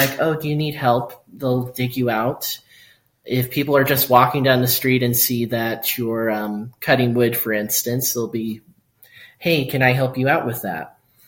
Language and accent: English; Cloudcroft, New Mexico, United States; I grew up here in Cloudcroft.